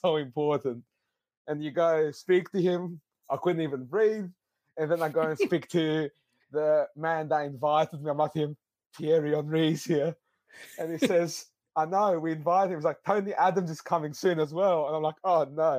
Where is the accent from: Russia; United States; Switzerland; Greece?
Greece; now in Adelaide, Australia; I was born and raised in Greece